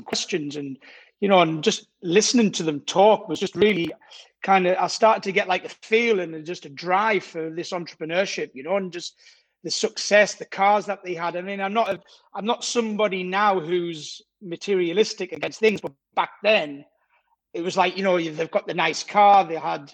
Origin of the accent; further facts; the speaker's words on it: Durham, North East England, United Kingdom; accent: Geordie; moved away as an adult; also born or lived in Scotland; now in Cannes, France; Originally, I'm from Durham, so yeah, the northeast of England. So that's where I grew up till I was 25.